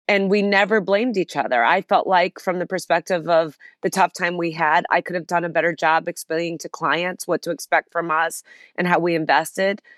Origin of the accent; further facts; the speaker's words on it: Chicago, Illinois, United States; it all began in Chicago, where I'm from, a city that I still love, and where Ariel is headquartered, my company, and I was born in Chicago